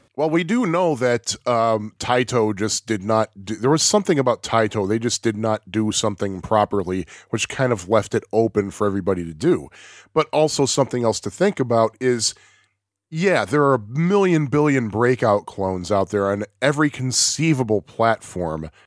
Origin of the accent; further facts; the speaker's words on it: United States; I'm, I'm American